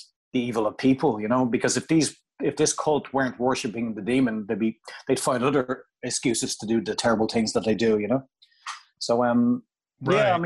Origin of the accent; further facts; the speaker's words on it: Ireland; coming from Ireland